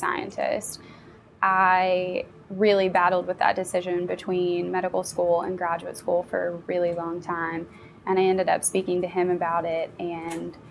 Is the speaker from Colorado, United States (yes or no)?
no; Kentucky, United States; I'm actually a product of Appalachia. I grew up in Greenham County, Kentucky, which is about 2.5 hours east of here in a very rural area